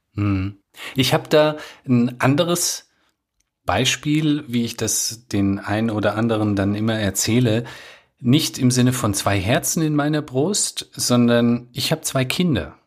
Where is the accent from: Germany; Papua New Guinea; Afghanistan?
Afghanistan; moved away; Ich bin ja aus Afghanistan